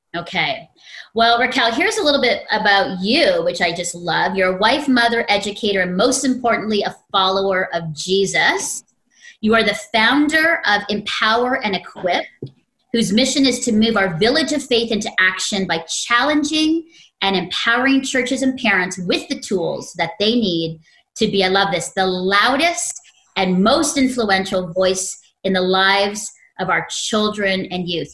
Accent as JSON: {"language": "English", "region": "Ontario", "country": "Canada", "tie": "born or raised there", "said": "my hometown province of Ontario"}